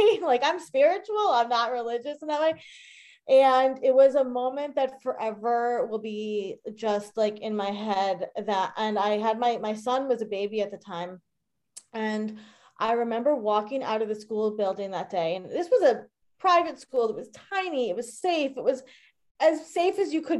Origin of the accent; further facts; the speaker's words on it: Long Island, New York, United States; I grew up on Long Island.